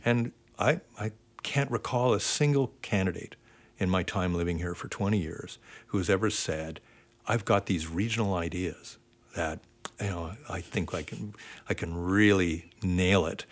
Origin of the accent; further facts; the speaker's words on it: Ontario, Canada; now in Vancouver, Canada; I grew up in Ontario